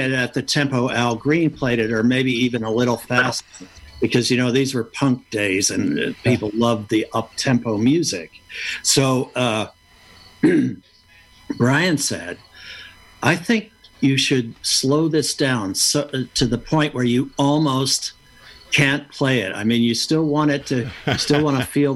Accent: United States; moved away as an adult; also born or lived in Pittsburgh, Pennsylvania / Kentucky / New York; growing up in Pittsburgh or in Kentucky

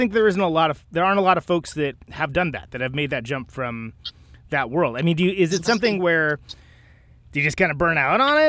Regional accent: Bay Area, California, United States; I'm from California. I'm from Bay Area

